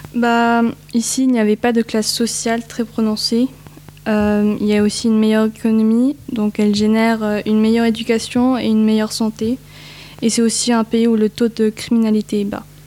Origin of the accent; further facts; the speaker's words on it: Lausanne, Vaud, Switzerland; also born or lived in Limache, Chile; J'ai migré très jeune, j'ai migré en 2009 à l'âge de 2 ans. J'ai migré du Chili et j'ai immigré en Suisse à Lausanne